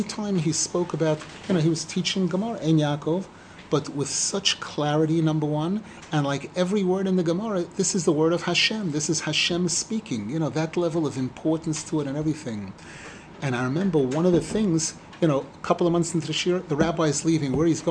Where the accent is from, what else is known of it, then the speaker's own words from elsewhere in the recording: New York City, New York, United States; now in Israel; I grew up in Brooklyn